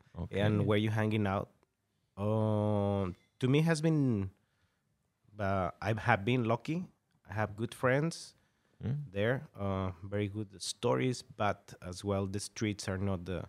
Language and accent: English; Monterrey, Nuevo León, Mexico; born or raised there; moved away; also born or lived in Saltillo